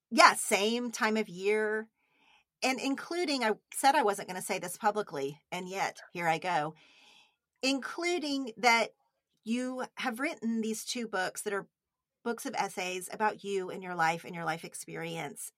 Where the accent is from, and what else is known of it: Oklahoma, United States; moved away